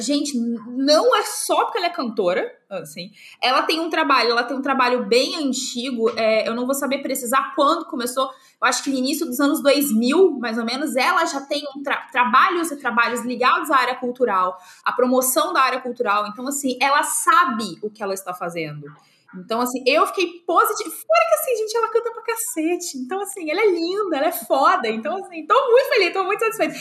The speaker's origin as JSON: {"language": "Portuguese", "town": "Volta Redonda", "region": "Rio de Janeiro", "country": "Brazil", "tie": "born or raised there", "moved": "as an adult", "lives_now": "Santa Catarina, Brazil", "said": "eu sou do estado do Rio, se Volta Redonda, é, se a região que, que eu nasci, que eu cresci"}